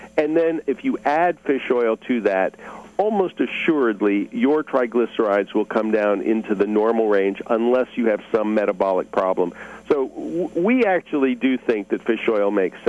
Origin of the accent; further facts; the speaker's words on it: New Hope, Pennsylvania, United States; now in Durham-Chapel Hill, United States; we are from Pennsylvania. I grew up in Bucks County